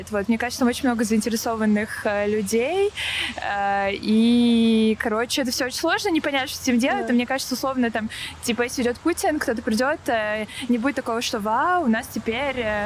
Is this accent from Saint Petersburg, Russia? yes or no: yes; Saint Petersburg, Russia; Допустим, я бы сейчас, я из Санкт-Петербурга сама, я бы сейчас нынешнее руководство Петербурга поменяла бы.